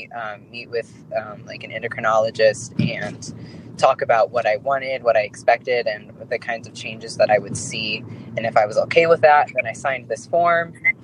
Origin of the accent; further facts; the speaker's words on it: Indiana, United States; moved away; I'm from Indiana